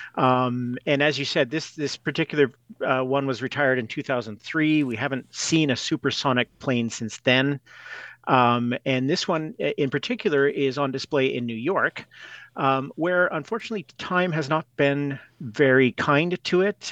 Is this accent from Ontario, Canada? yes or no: no; Edmonton, Alberta, Canada; I grew up in Edmonton.